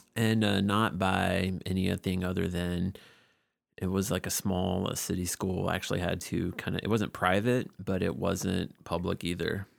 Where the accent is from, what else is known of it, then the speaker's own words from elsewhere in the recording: Georgia, United States; was born and raised in Georgia